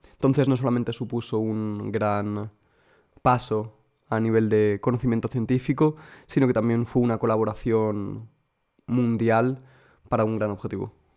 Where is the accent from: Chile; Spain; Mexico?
Spain; Madrid, Community of Madrid; now in Munich, Germany; yo soy de Madrid, pero vivo en Múnich.